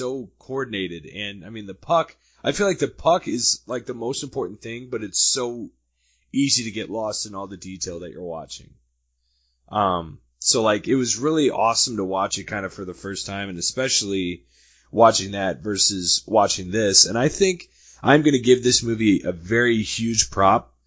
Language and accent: English; St. Louis, Missouri, United States; moved away; I'm originally from St. Louis